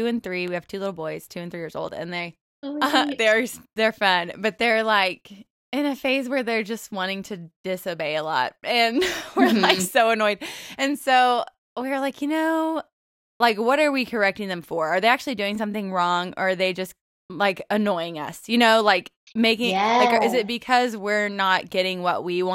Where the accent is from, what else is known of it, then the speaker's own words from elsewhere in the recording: Texas, United States; now in Oklahoma, United States; we live in Oklahoma right now and I'm from Texas